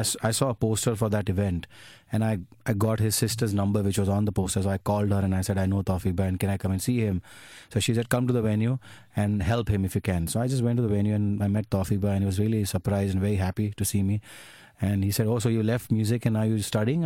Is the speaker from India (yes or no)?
yes; Ahmedabad, Gujarat, India; moved away as an adult; I'm from Ahmedabad.